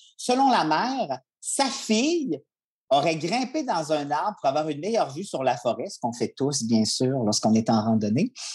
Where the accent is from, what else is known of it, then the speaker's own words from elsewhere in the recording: Charlevoix, Quebec, Canada; je viens de Charlevoix